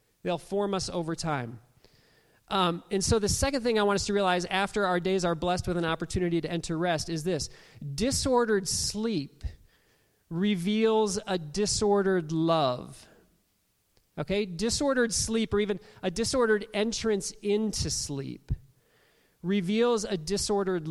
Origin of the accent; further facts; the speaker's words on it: Toledo, Ohio, United States; as a young kid, growing up in Toledo, Ohio